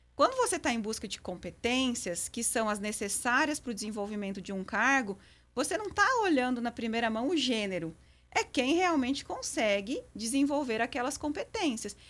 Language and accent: Portuguese; western Santa Catarina, Brazil; moved away as an adult; now in Patrocínio, Brazil; eu sou catarinense